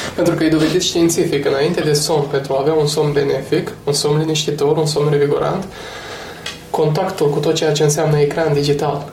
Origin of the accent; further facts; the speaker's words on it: Romania; ca și români